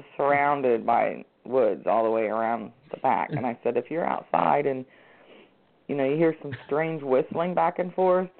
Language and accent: English; Ohio, United States; I came from Ohio, which is also a very active area.